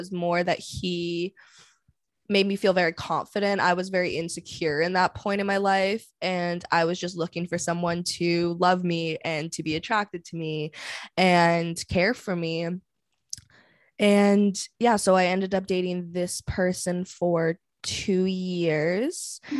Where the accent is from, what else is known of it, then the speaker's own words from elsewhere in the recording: Vancouver, British Columbia, Canada; Yeah, I'm from Vancouver, Canada. I work in sales.